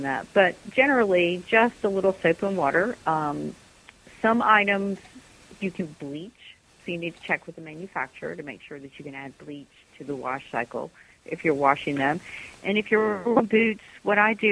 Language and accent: English; United States; as an American